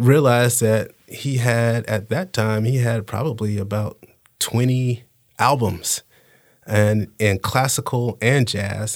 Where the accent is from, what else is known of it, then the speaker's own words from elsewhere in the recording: Panama City, Florida, United States; I learned growing up in Panama City